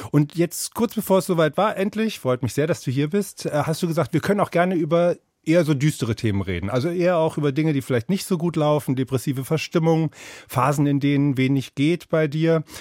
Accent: Hamburg, Germany; accent: Hamburg; moved away as an adult; now in Berlin, Germany; Geboren in Berlin, dann ganz früh Umzug nach Hamburg, später mit eigener Familie dann wieder zurück nach Berlin.

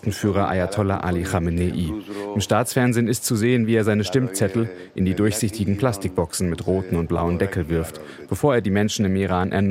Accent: Germany; bei uns in Deutschland

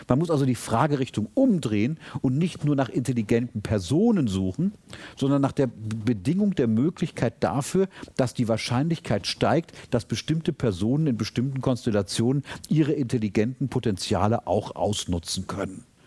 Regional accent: Germany; als Deutscher

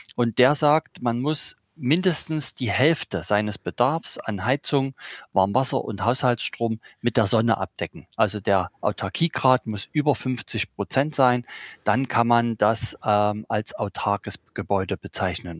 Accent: Saxony, Germany; ich bin in einer Försterei aufgewachsen hier in Sachsen

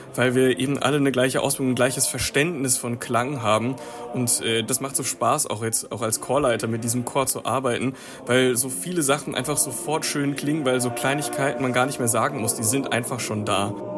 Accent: Limburg an der Lahn, Hesse, Germany; wir kommen alle aus dem Raum Limburg an der Lahn

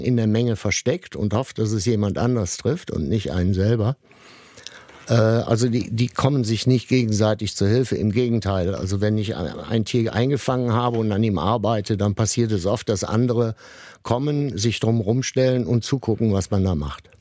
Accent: Sankt Augustin, North Rhine-Westphalia, Germany; bin in der Nähe von Bonn aufgewachsen und in St. Augustin

